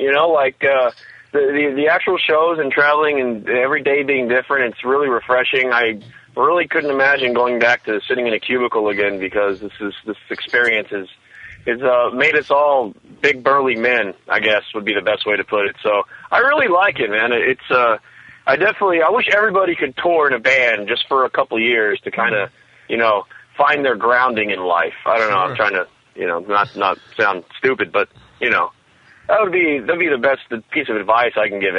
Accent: Texas, United States; I'm from Texas

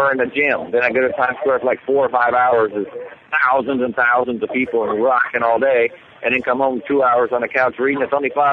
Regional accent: Cincinnati, Ohio, United States; moved away as an adult; also born or lived in New York City; my hometown of Cincinnati

